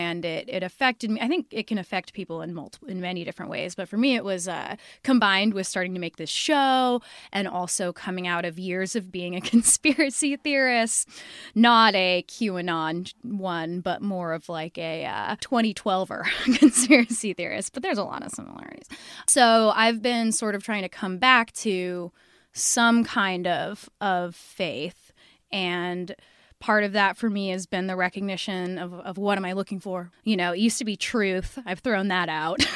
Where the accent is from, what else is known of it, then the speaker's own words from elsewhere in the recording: Seattle, Washington, United States; I'm from Seattle, Washington.